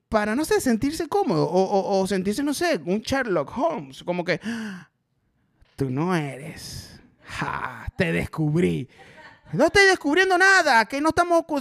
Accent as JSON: {"language": "Spanish", "town": "Maracaibo", "region": "Zulia", "country": "Venezuela", "accent": "maracucho", "moved": "yes", "lives_now": "Caracas, Venezuela", "said": "Yo, sí, sí, soy de Maracaibo."}